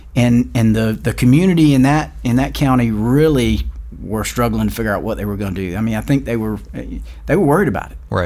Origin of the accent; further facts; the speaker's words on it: Varnville, South Carolina, United States; I was born and raised in Varnville, South Carolina, which is a little small town about 20 miles east of Allendale